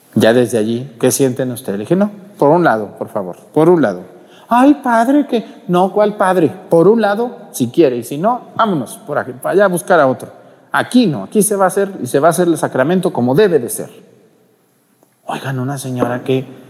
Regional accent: Mexticacán, Jalisco, Mexico; En mi pueblo allá en Mesticacán, cuando yo era niño

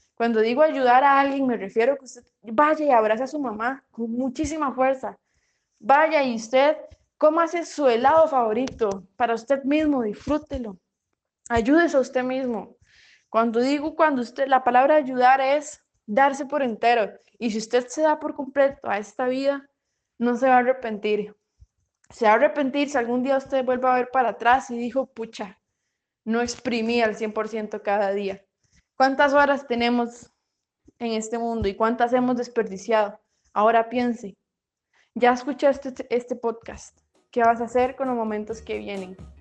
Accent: Paraíso, Cartago, Costa Rica; soy de Costa Rica, de Paraíso de Cartago

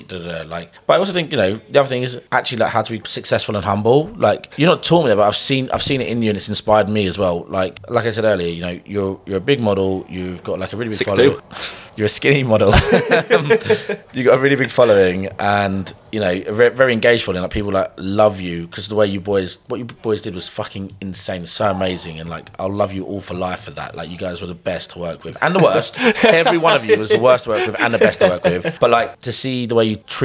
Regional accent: London, United Kingdom; I grew up in London

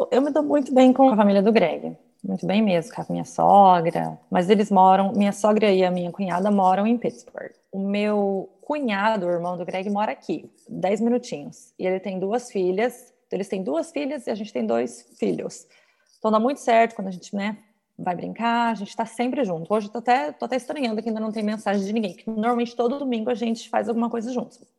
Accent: São Paulo, Brazil; moved away as an adult; now in United States; Eu sou de São Paulo e a criminalidade lá é alta

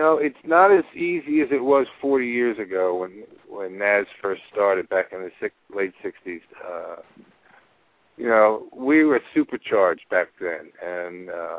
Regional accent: Philadelphia, Pennsylvania, United States; also born or lived in South Jersey; Even though we're from Philadelphia

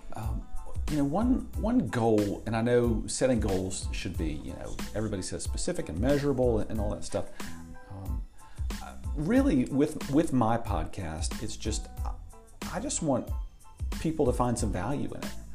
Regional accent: Tampa, Florida, United States; also born or lived in South Carolina / Asheville, North Carolina; now in Johnson City, United States; I grew up in Tampa, Florida.

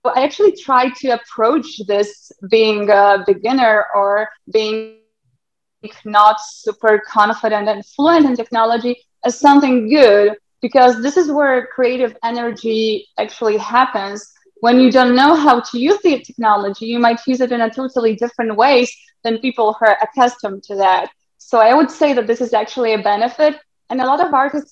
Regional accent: Lithuania; now in Poland; I'm from Lithuania.

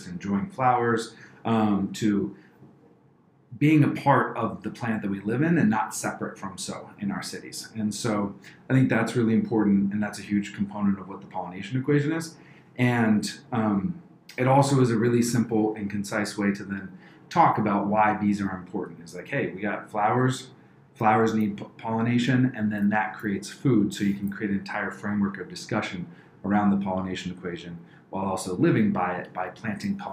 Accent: Maryland, United States; moved away as an adult; now in Columbus, United States; I grew up mostly right outside Washington, D.C. in a place called Baton, Maryland.

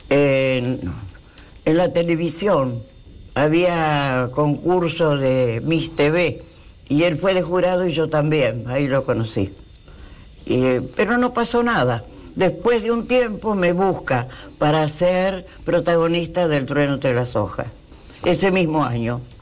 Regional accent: Buenos Aires, Argentina; also born or lived in Concordia, Entre Ríos; tres años vine a ah. Buenos Aires, crecí en Buenos Aires

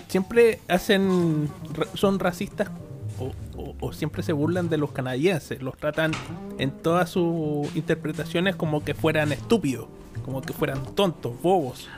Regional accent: Chile; nosotros como chilenos no somos privilegiados por vivir en este país

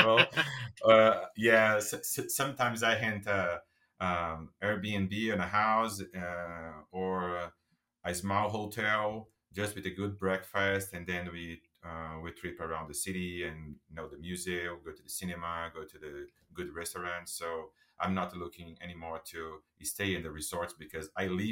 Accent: São Caetano do Sul, São Paulo, Brazil; I start as a bellboy in a hotel in my city, in my hometown, my city, in São Caetano do Sul

